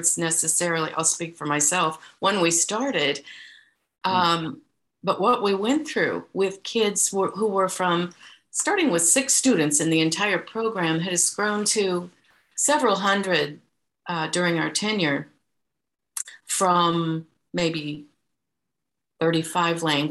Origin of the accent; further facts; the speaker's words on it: Iowa, United States; we are from Iowa